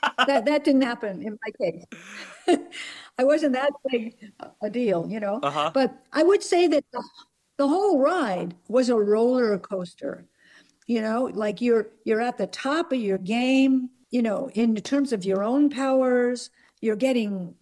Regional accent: New Jersey, United States; We grew up in New Jersey

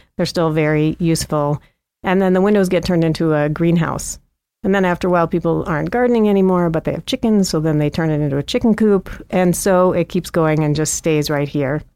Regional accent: St. Louis, Missouri, United States; moved away as an adult; also born or lived in Princeton, New Jersey; now in Missoula, United States; I grew up mostly in Saint Louis

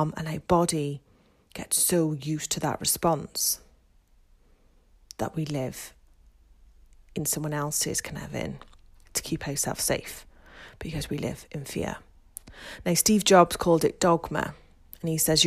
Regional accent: Wales, United Kingdom; I am from Wales

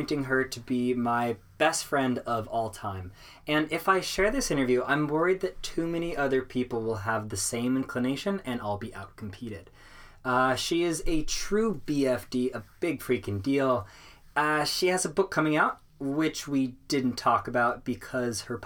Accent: Seattle, Washington, United States; UW, University of Washington, in my hometown of Seattle

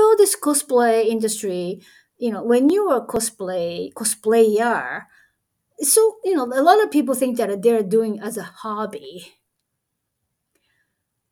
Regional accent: Japan; English is a second language; I'm a Japanese anyway, so English is my second language

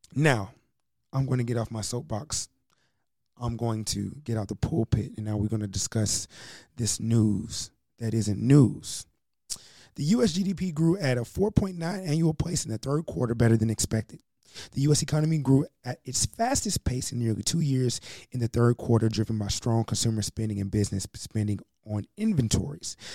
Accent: United States

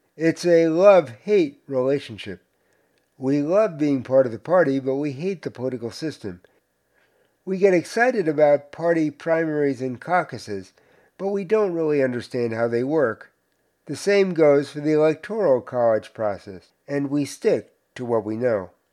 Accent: Cedarhurst, New York, United States; my hometown of Cedarhurst

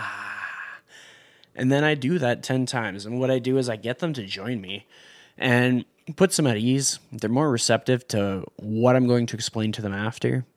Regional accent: Canada; I'm from Canada

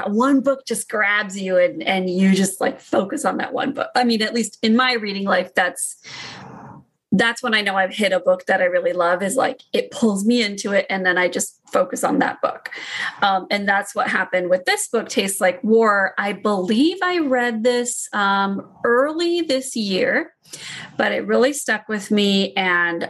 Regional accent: United States; I'm Indian American

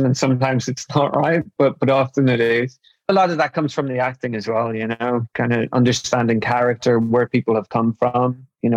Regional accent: Newry, Northern Ireland, United Kingdom; I was brought up in Northern Ireland

